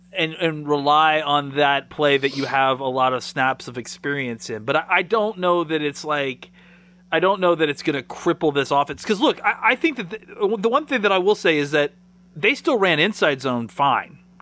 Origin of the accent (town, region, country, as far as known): Dallas, Texas, United States